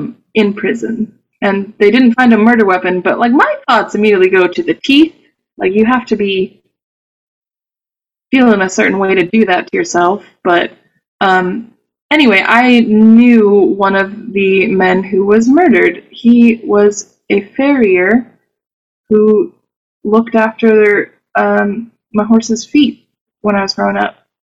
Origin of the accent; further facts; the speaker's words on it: Clemmons, North Carolina, United States; I'm from Clemens, North Carolina, which is a tiny village suburb of Winston-Salem